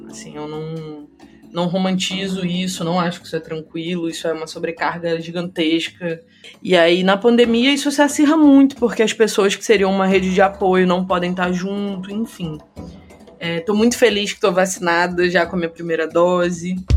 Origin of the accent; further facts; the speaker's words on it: Rio de Janeiro, Brazil; moved away as an adult; also born or lived in São Paulo; Agora voltei a morar no Rio de Janeiro, que é a minha cidade natal.